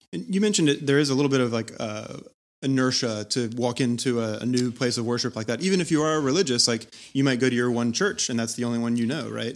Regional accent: Charlotte, North Carolina, United States; moved away; I'm from Charlotte

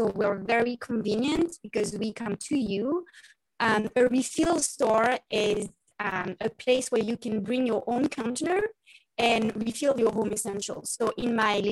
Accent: Paris, Île-de-France, France; accent: French; English is a second language; moved away as an adult; now in Issaquah, United States; So as you can hear my beautiful French accent, I grew up in Paris, France.

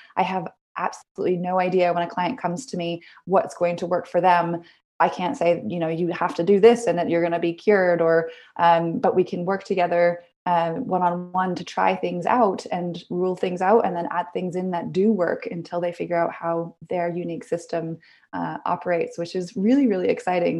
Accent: Vancouver, British Columbia, Canada; I moved out fairly young, downtown Vancouver, BC. I'm Canadian, so I grew up there.

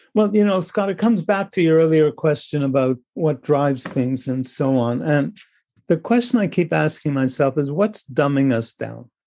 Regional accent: Canada; I'm Canadian

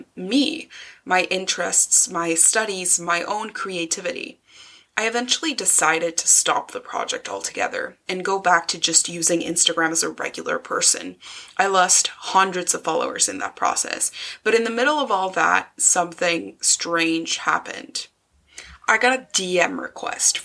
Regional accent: Mexico City, Mexico; moved away as an adult; now in Scotland, United Kingdom; I was born in Mexico City and lived there for 18 years, but now I live in Scotland.

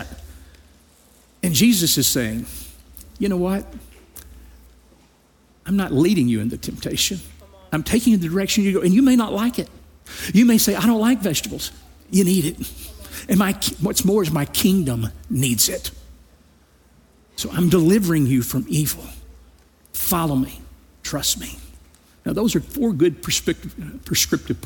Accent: Louisiana, United States; I grew up in Louisiana. It's a small rural town

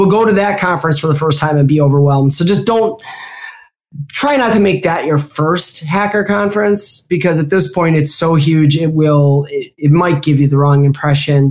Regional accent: Milwaukee, Wisconsin, United States; born or raised there; accent: Midwestern

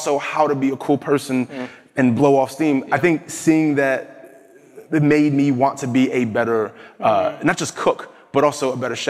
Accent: New Jersey, United States; I'm from New Jersey

